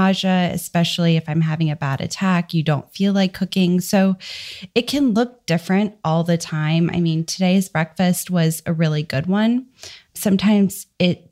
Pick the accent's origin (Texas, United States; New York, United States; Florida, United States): Texas, United States; Dallas; I am from Dallas, Texas, and I have a new baby